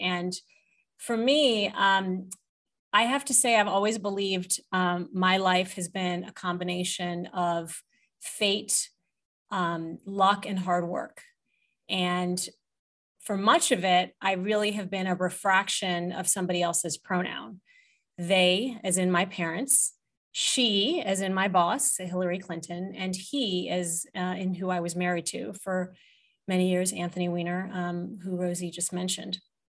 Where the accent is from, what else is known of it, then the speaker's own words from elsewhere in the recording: Jeddah, Makkah Province, Saudi Arabia; And that is how I spent my childhood, growing up in Jeddah, living a very international life in the midst of an international community.